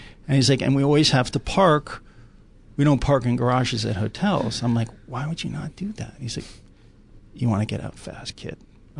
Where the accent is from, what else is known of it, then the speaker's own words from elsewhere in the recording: East Coast, United States; Oh, but growing up in the East Coast, there's a lot of that.